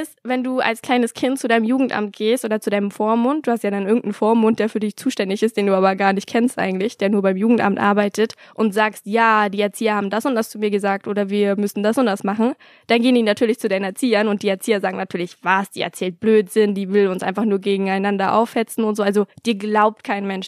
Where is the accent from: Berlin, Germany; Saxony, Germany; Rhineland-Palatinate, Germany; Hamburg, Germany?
Berlin, Germany; ich bin in Berlin zur Schule gegangen